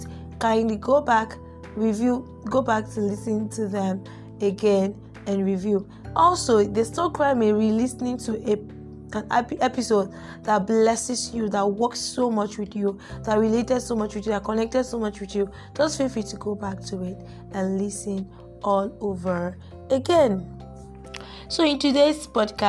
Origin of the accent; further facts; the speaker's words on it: Nigeria; we Nigerians, considering the fact that I am a Nigerian